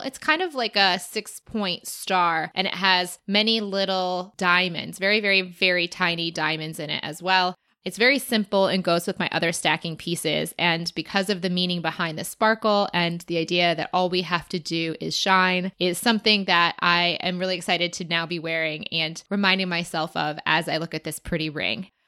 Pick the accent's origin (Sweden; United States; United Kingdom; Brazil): United States; Chicago, Illinois; I am from Chicago